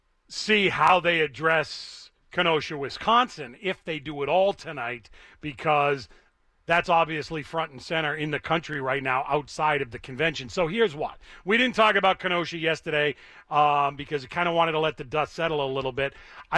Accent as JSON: {"language": "English", "country": "Cuba", "tie": "born or raised there", "said": "Let me tell you about bad, because I grew up in Cuba."}